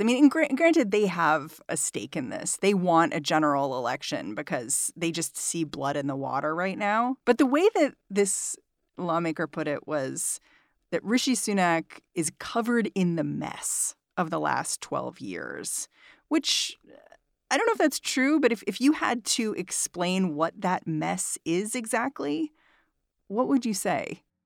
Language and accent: English; United States; as an American